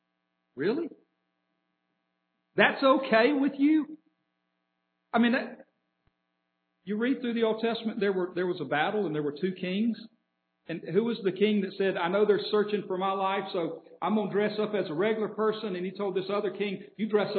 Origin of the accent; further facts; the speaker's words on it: Atlanta, Georgia, United States; now in Birmingham, United States; we grew up in Atlanta